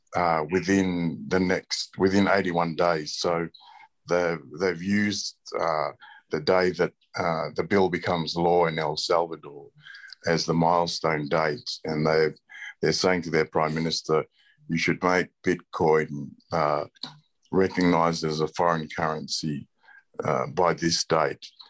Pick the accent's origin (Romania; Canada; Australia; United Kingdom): Australia; I was born and raised in Australia